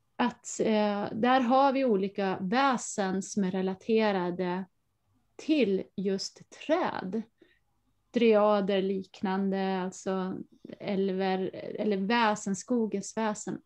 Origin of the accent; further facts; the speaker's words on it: Falun, Dalarna County, Sweden; Jag är uppvuxen i Dalarna i Falun visserligen, som är ju en stad